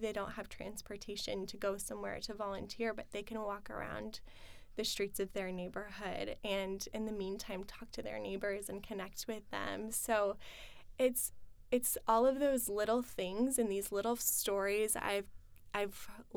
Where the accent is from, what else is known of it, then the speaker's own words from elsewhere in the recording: Kearney, Nebraska, United States; moved away as an adult; also born or lived in Lincoln, Nebraska; now in Omaha, United States; I grew up in Kearney